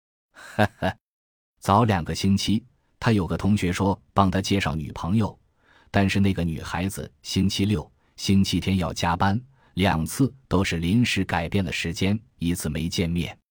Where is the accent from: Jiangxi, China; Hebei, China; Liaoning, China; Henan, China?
Jiangxi, China; 在我们老家江西谈过，这个小女孩也是朋友介绍的。